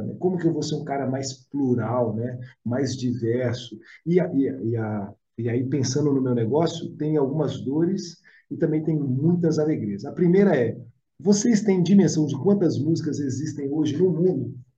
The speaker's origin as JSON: {"language": "Portuguese", "town": "Belo Horizonte", "region": "Minas Gerais", "country": "Brazil", "also_born_or_lived": "South of Brazil", "moved": "yes", "said": "sou de BH, vim morar aqui no Sul"}